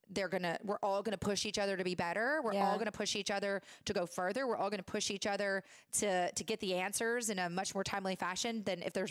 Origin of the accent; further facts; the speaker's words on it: Tennessee, United States; moved away; I'm from Tennessee, girl.